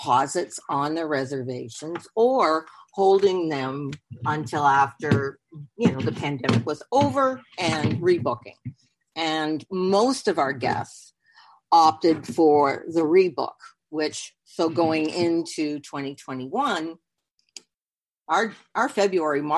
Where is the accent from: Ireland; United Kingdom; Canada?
Canada; now in Hollywood, Florida, United States; I am Canadian